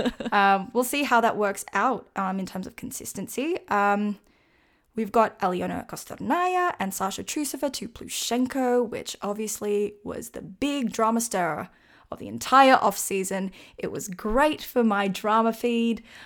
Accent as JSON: {"language": "English", "country": "Australia", "said": "I am from Australia"}